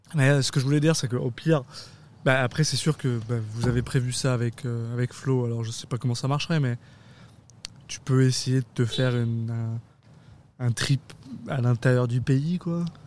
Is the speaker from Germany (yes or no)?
no; France; moved away; je suis français